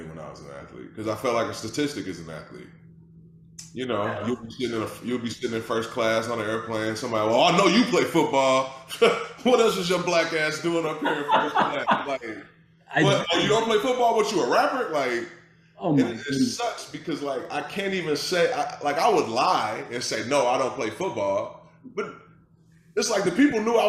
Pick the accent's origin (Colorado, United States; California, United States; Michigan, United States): Michigan, United States; Detroit; I'm from Detroit, Michigan, originally. That's where I was born and raised